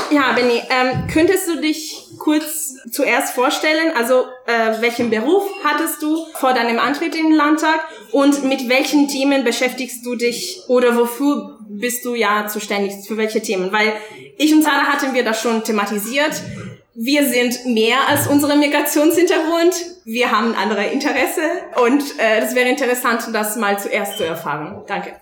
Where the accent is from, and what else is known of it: Italy; German is a second language; moved away as an adult; now in Germany